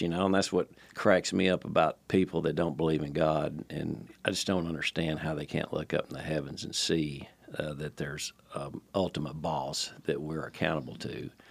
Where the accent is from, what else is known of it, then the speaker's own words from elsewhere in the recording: Nashville, Tennessee, United States; moved away as an adult; also born or lived in Palm Beach, Florida; Born and raised in Nashville